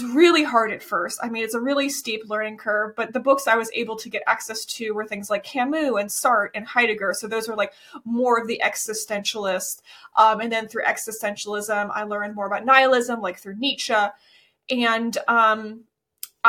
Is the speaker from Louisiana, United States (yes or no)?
no; Florida, United States; I grew up in Florida